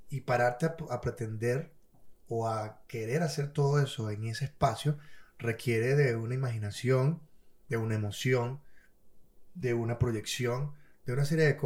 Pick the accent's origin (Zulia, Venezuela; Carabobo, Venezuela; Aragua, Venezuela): Aragua, Venezuela; Maracay; also born or lived in Caracas; No, yo, soy de Maracay, Pero me en Caracas.